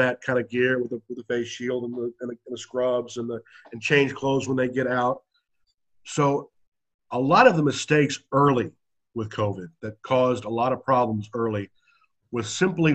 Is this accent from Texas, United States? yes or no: yes; Texas, United States; I'm from Texas